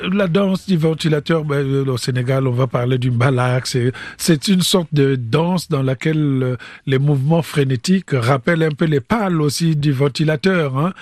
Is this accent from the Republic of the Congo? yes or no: yes; Republic of the Congo; moved away as an adult; also born or lived in France; moi je venais du Congo-Brazzaville.